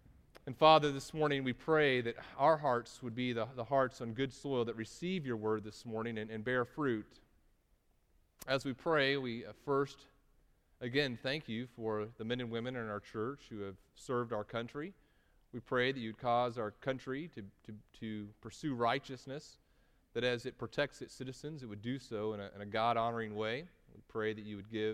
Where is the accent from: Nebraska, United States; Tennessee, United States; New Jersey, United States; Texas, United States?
Texas, United States; I'm from Texas